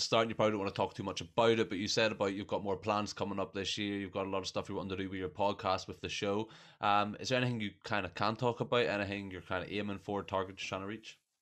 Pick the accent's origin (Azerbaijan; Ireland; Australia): Ireland; I'm Irish, so we're expected to just know a lot about rugby